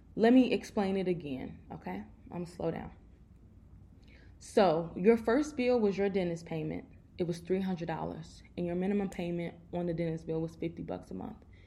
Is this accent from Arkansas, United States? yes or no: no; Chicago, Illinois, United States; I'm from Chicago, so y'all know our winters are crazy